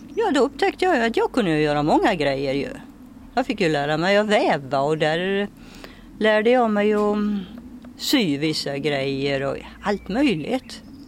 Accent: Ulricehamn, Västra Götaland, Sweden; Jag är född utanför Ulricehamn. Så jag har gått skolan i Ulricehamn

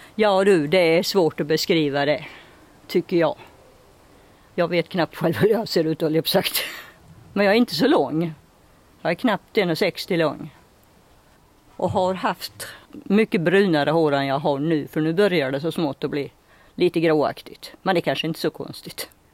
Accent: Ulricehamn, Västra Götaland, Sweden; Jag är född utanför Ulricehamn. Så jag har gått skolan i Ulricehamn

